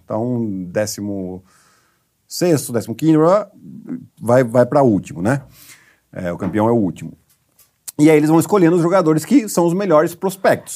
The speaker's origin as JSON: {"language": "Portuguese", "town": "Piracicaba", "region": "São Paulo", "country": "Brazil", "said": "E eu sou de Piracicaba"}